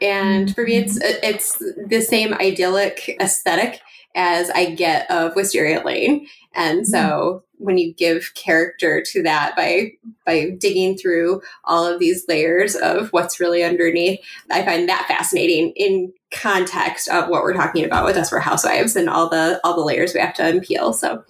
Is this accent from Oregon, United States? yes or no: yes; Oregon, United States; now in Arizona, United States; I live in Arizona now, but I grew up in Oregon, just outside of, I'm going to say it wrong, Clackamas